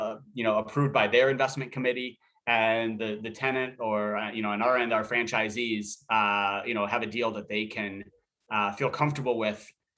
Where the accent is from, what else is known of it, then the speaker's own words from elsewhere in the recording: Minnesota, United States; I grew up in Minnesota.